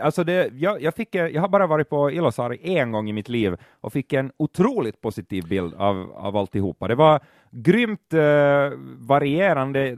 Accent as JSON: {"language": "Swedish", "country": "Finland"}